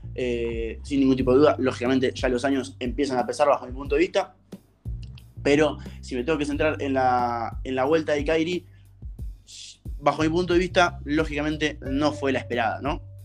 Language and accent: Spanish; Argentina; como argentino